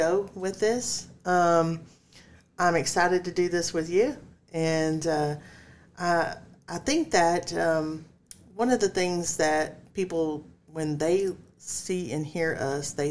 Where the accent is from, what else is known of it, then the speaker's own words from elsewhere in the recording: Texas, United States; since we are from Texas